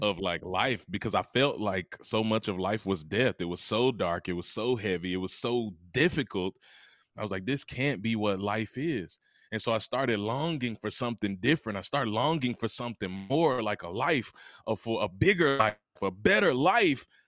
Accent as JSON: {"language": "English", "region": "Mississippi", "country": "United States", "tie": "born or raised there", "said": "I'm from Mississippi, the heart of the South"}